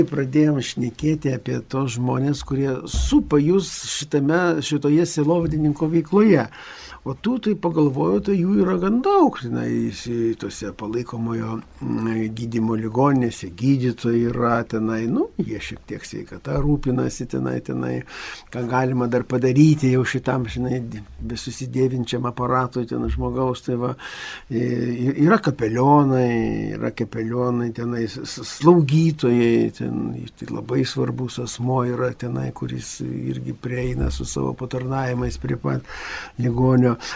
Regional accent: Lithuania; mes lietuviai

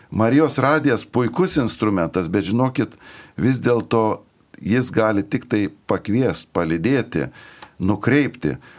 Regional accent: Lithuania; mes kaip lietuviai

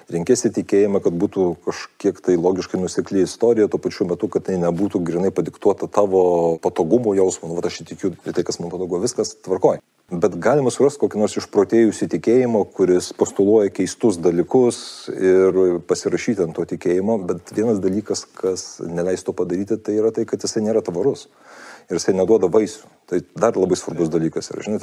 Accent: Lithuania; also born or lived in United States

